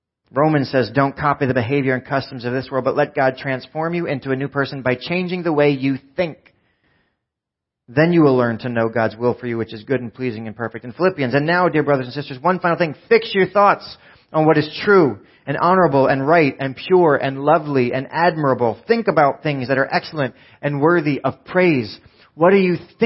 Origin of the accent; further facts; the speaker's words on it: New Jersey, United States; we're from Jersey